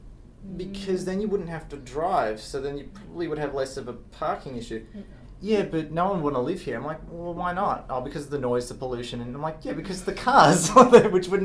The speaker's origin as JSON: {"language": "English", "country": "Australia", "said": "I'm from Australia"}